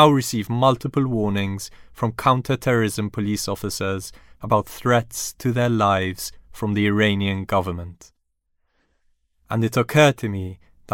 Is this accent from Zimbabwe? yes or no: no; Malta; Malta, my home country, an archipelago in the Mediterranean